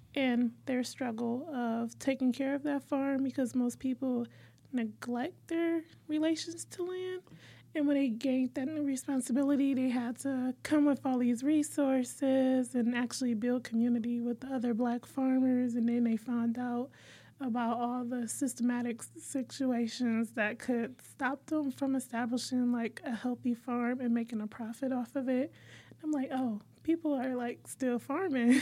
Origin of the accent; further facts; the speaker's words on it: Detroit, Michigan, United States; we're from Detroit